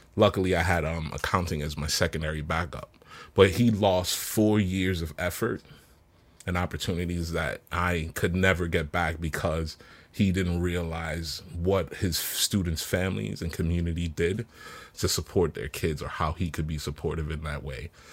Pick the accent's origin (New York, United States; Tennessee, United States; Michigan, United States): New York, United States; New York City; moved away as an adult; also born or lived in Jamaica; now in Seattle, United States; I was six, seven when I came here